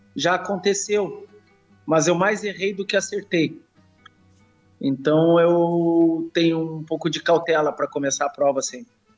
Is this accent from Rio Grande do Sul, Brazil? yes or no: yes; Rio Grande do Sul, Brazil; eu sou oriundo do campo, sou, sou gaúcho, uh, sou oriundo do campo.